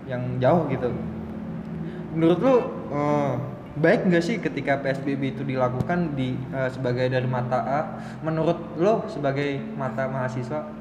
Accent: Depok, West Java, Indonesia; gue dari Depok.

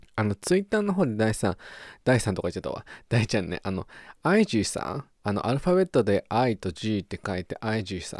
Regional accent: Japan; accent: Japanese English pronunciation; moved away as an adult; now in Australia; 日本、ジャパニーズ、イングリッシュ、プロナンセーション

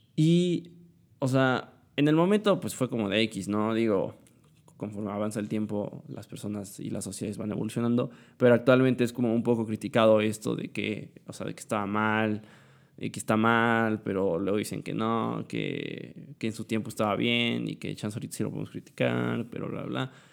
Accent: Puebla, Mexico; Soy de Puebla.

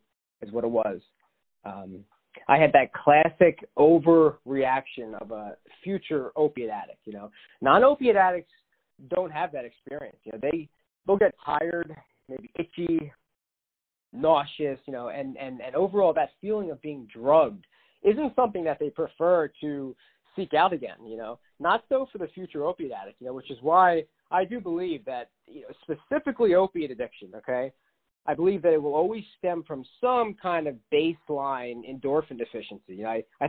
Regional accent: Philadelphia suburbs, Pennsylvania, United States; I grew up in the Philadelphia suburbs

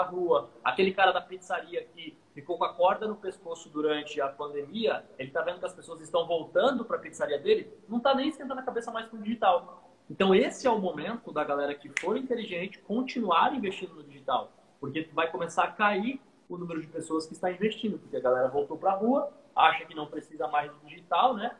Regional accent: Santos, São Paulo, Brazil; sou natural de Santos, litoral paulista

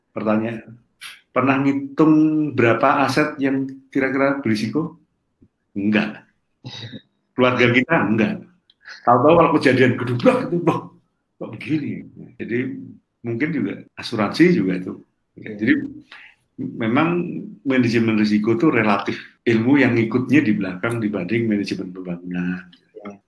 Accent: Trenggalek, East Java, Indonesia; Jadi di desa saya, di Trenggalek saya, ada listrik mau masuk ke kampung.

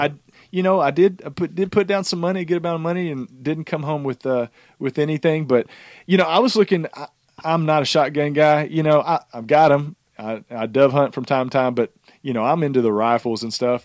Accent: the South, United States; we're from the South

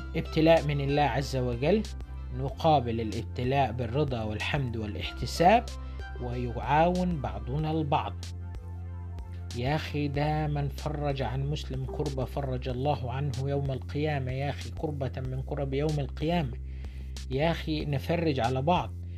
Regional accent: Luxor, Luxor Governorate, Egypt; احنا عندنا في الأقصر

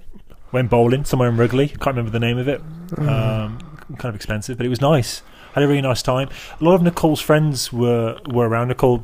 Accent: England, United Kingdom; now in Chicago, United States; I'm English

